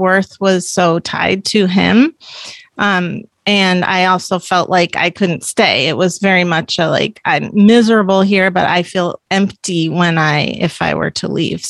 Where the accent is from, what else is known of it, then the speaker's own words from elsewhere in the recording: Palo Alto, California, United States; I am from Palo Alto